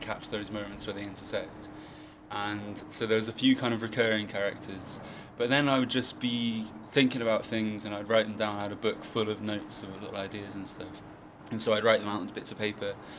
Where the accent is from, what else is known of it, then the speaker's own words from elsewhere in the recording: New Forest, South East England, United Kingdom; i'm from like the new forest